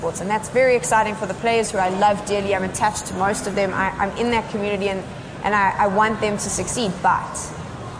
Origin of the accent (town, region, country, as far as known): South Africa